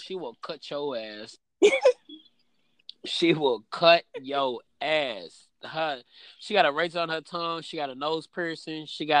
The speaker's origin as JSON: {"language": "English", "town": "Louisville", "region": "Kentucky", "country": "United States", "said": "I'm from Louisville."}